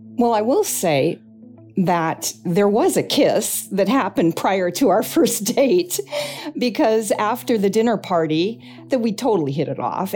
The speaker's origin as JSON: {"language": "English", "town": "Altadena", "region": "California", "country": "United States", "tie": "born or raised there", "said": "I was born in Altadena, California"}